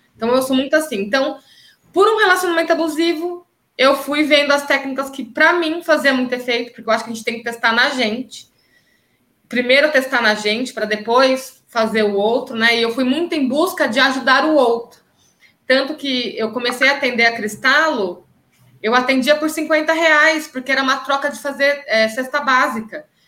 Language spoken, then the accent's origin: Portuguese; Campinas, São Paulo, Brazil; voltei para Campinas, que é a minha cidade